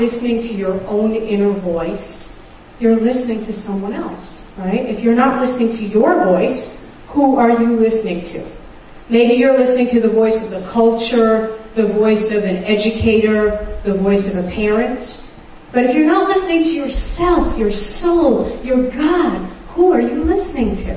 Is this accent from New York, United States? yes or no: yes; New York City, New York, United States; I grew up in Brooklyn, New York, and my family was Orthodox Jewish